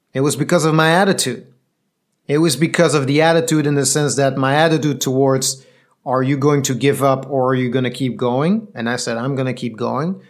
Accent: Belgium; I'm from Belgium.

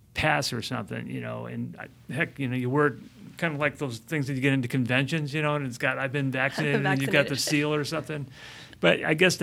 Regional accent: Midwest, United States; I'm from the Midwest

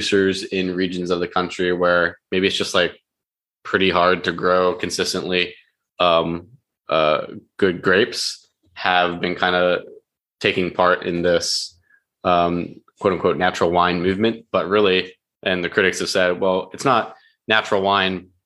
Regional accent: Union Bridge, Maryland, United States; also born or lived in Westminster, Maryland; I grew up in Westminster, Maryland, actually Union Bridge, Maryland

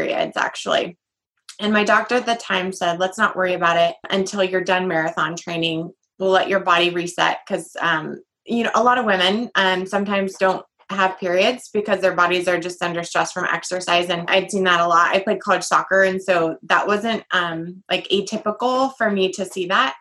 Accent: Everett, Washington, United States; I am from Everett, Washington, and I'm actually a mom of five

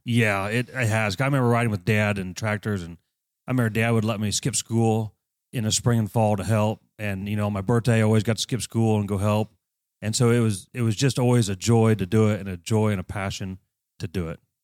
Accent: Greentown, Indiana, United States; I grew up at Green Town. My dad and mom farmed

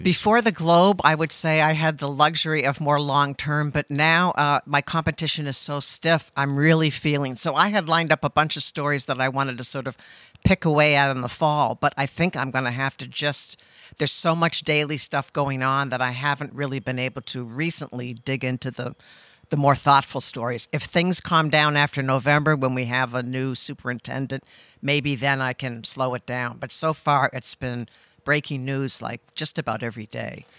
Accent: Cape Cod, Massachusetts, United States; moved away as an adult; also born or lived in Oregon; now in Rhode Island, United States; I grew up on the Cape and went to college in Oregon

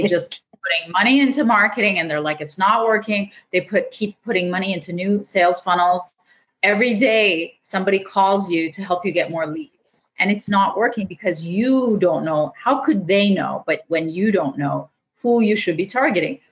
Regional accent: Canada; I'm Canadian

